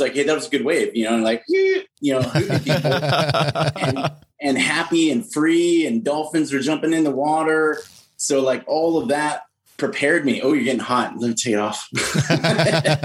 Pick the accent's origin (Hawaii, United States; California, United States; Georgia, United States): California, United States; I did grow up in California